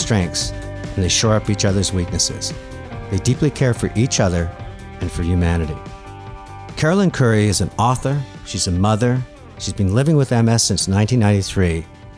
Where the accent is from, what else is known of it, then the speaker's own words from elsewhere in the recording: Montreal, Quebec, Canada; my hometown, a suburb of Montreal